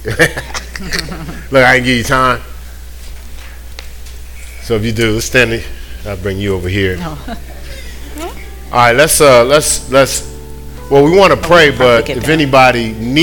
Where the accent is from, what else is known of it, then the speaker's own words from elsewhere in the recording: New York, United States; I'm from New York